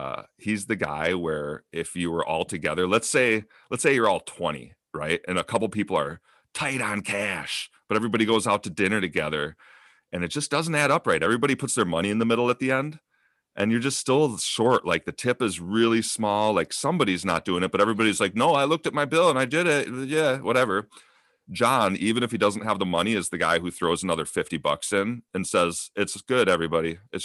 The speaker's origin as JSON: {"language": "English", "region": "Minnesota", "country": "United States", "tie": "born or raised there", "said": "It's weird how things come together that I grew up in Minnesota with this guy, but it's his cousin in Alaska who I actually became better friends with."}